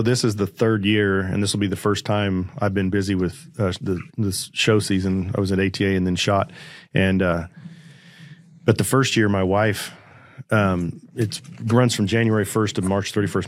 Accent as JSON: {"language": "English", "region": "Kansas", "country": "United States", "tie": "born or raised there", "also_born_or_lived": "Arizona", "moved": "as an adult", "said": "I had a buddy here in my hometown that was a pilot"}